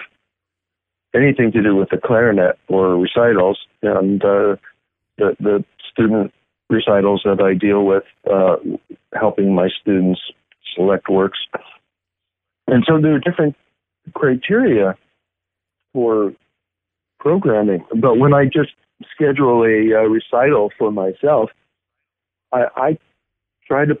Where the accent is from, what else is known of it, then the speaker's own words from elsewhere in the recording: United States; as an American competing in Switzerland or Germany